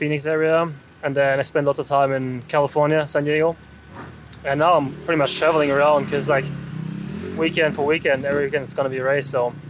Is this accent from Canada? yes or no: no; Germany; I'm from Germany